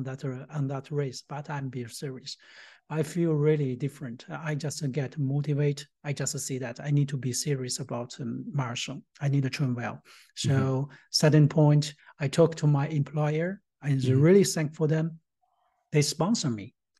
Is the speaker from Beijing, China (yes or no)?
no; Tianjin, China; moved away as an adult; also born or lived in India / Singapore; now in Germany; I was born in Tianjin, China